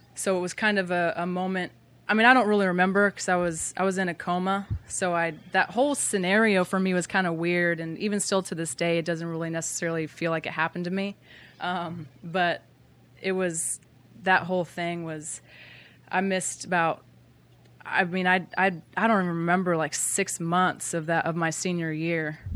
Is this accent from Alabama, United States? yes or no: no; Bremerton, Washington, United States; I grew up in Bremerton, Washington